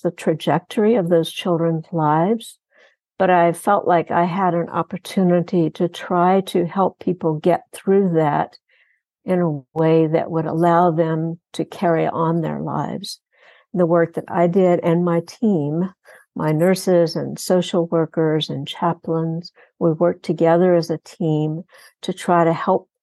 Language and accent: English; Texas Gulf Coast, United States; also born or lived in Houston, Texas; I grew up on the Texas Gulf Coast in an industrial city, and I've spent most of my adult life in Houston